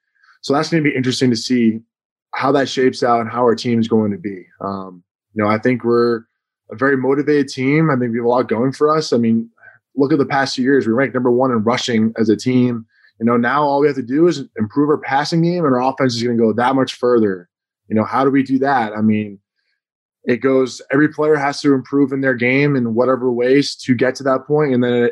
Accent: New England, United States; Especially growing up in New England, like Tom Brady, my whole life, like growing up

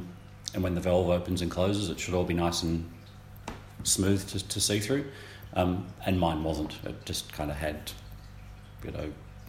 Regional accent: Sale, Victoria, Australia; No, I was born in Sale.

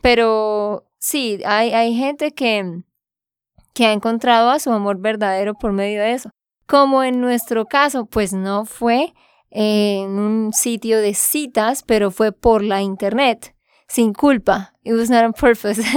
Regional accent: Santander, Colombia; de Santander, Colombia.

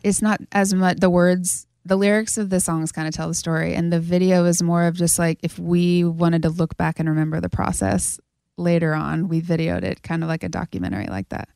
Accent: Kansas, United States; moved away as an adult; now in Nashville, United States; back in my hometown right now with a bunch of girls that I grew up

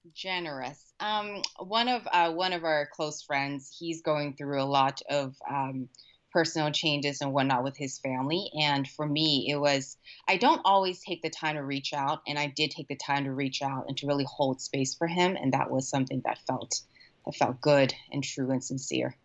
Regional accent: Orange County, Southern California, United States; moved away as an adult; also born or lived in Thailand; now in San Francisco, United States; I grew up in Orange County. Southern California

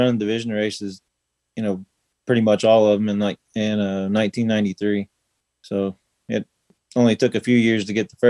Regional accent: Charlestown, Indiana, United States; Charlestown, Indiana. It's about 15 miles north of Louisville, Kentucky.

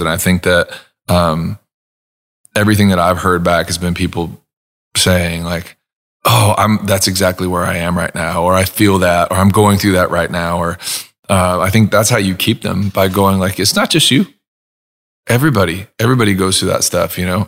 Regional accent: Huntington Beach, California, United States; moved away as an adult; also born or lived in Los Angeles, California; now in Nashville, United States; growing up in Southern California, I didn't move

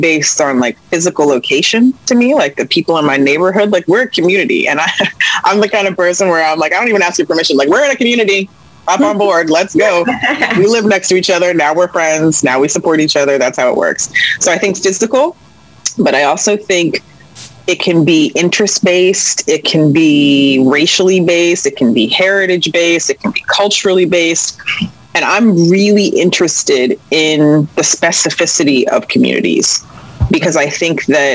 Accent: Columbia, Maryland, United States; also born or lived in New York City; I'm born and bred in Columbia, Maryland, which is unique, I think.

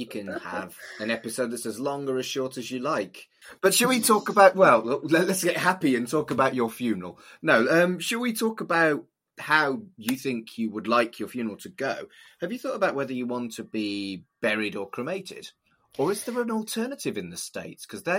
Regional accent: United Kingdom; So as a British guy who's seen 6 feet under, and that was my first encounter with embalming

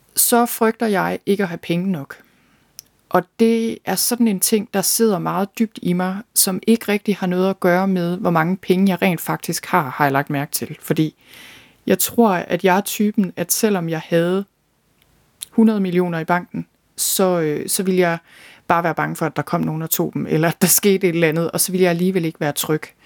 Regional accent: Thy, North Denmark Region, Denmark; moved away as an adult; also born or lived in London; Jeg er født og opvokset i Thy

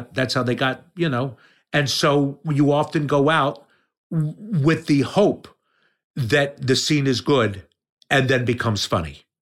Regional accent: Yardley, Pennsylvania, United States; born or raised there; accent: New York; moved away; also born or lived in Trenton, New Jersey / Chicago

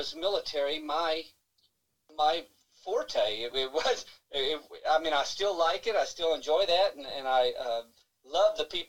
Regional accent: Fort Worth, Texas, United States; also born or lived in Lillian, Texas / Mansfield, Texas / Arlington, Texas; I grew up there. I was born and raised in Fort Worth.

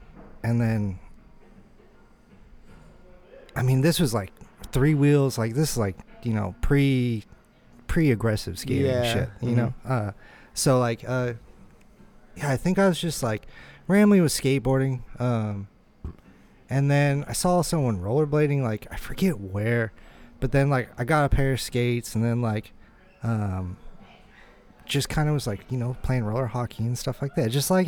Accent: Bay Area, California, United States; I'm from the Bay Area, and, like, the Bay Area is rich in history in the blade scene, you know?

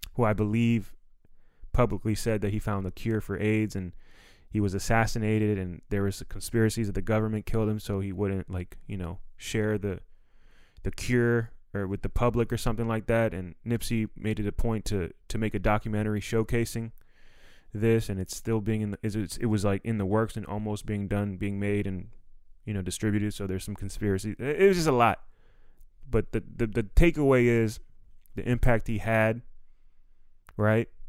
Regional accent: Silver Spring, Maryland, United States; moved away; also born or lived in Los Angeles; I'm from Silver Spring, Maryland.

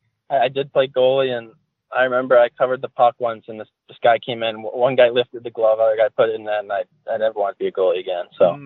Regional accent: Calgary, Alberta, Canada; I grew up in Calgary.

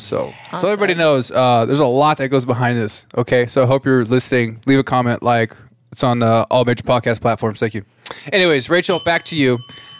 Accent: Lakewood, California, United States; born or raised there

